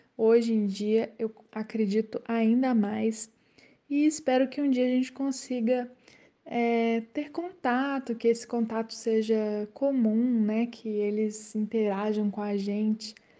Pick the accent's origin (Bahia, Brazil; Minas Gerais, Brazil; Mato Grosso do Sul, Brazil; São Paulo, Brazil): Minas Gerais, Brazil; Belo Horizonte; Eu sou de Belo Horizonte